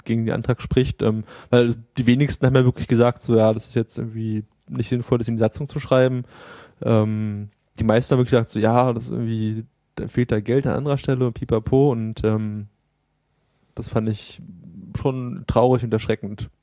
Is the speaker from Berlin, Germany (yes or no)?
yes; Berlin, Germany; als Berliner oder als, als Großstadtmensch